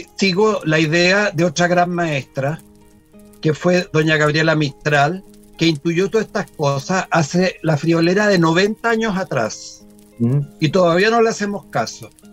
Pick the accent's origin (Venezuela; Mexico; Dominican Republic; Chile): Chile; Sí, soy chileno